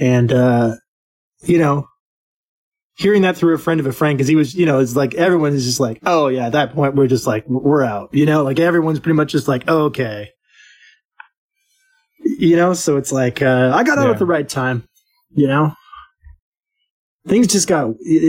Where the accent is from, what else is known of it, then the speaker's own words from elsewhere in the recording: United States; moved away as an adult; now in Alberta, Canada; I'm still American